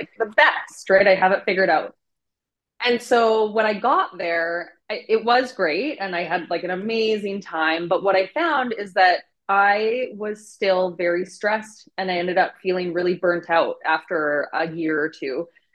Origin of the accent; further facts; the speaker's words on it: Vancouver, British Columbia, Canada; also born or lived in Cancun; I ended up coming back to my hometown, Vancouver